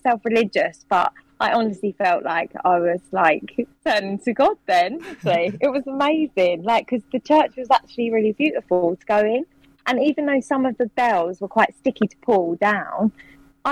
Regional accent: Swanley, South East England, United Kingdom; I'm from Swanley

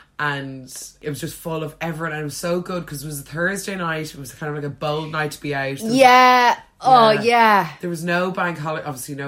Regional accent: Ireland; now in London, United Kingdom; the parade is just a great way for us all to celebrate being Irish.

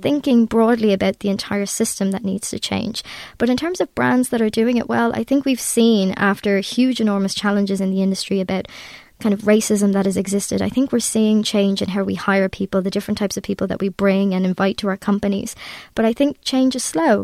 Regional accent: Ireland; I'm Irish

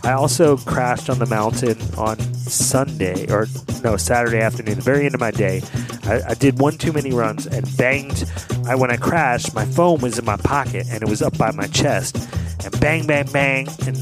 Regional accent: Philadelphia, Pennsylvania, United States; my hometown, my native city, the native city of Philadelphia

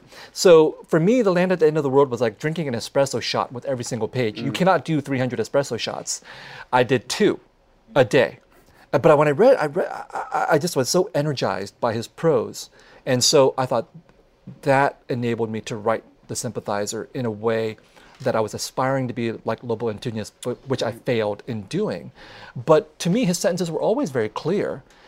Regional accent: San Jose, California, United States; I grew up with them in San Jose of the 1970s and 1980s

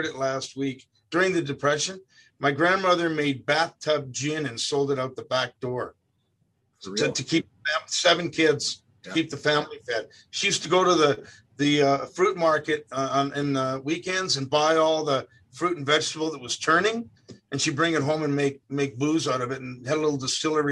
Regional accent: Toronto, Ontario, Canada; moved away as an adult; also born or lived in Mississauga / Cambridge, Ontario; now in Burlington, Canada; I'm from Etobicoke, but I was born in Toronto

